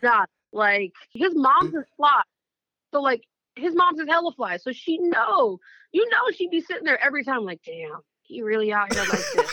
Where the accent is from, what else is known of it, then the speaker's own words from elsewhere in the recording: Oakland, California, United States; I grew up in the Bay Area